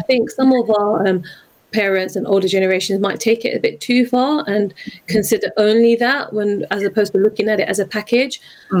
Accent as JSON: {"language": "English", "region": "London", "country": "United Kingdom", "said": "I'm a Londoner"}